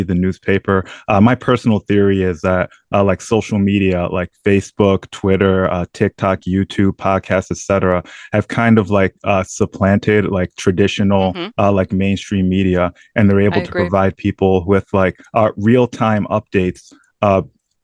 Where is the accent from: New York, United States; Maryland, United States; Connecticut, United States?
New York, United States; Saratoga Springs, New York, my home state